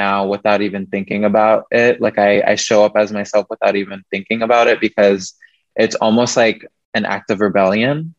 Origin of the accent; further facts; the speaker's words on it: Midwest, United States; moved away as an adult; now in Seattle, United States; growing up in the Midwest, I felt very trapped there